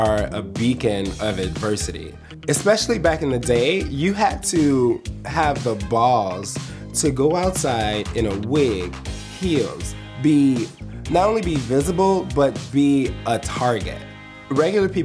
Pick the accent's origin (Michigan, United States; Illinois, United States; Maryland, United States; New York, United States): Illinois, United States; Chicago; I'm from Chicago, Illinois